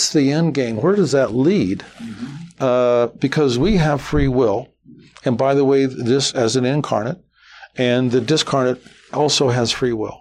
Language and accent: English; Las Vegas, Nevada, United States; I'm from Las Vegas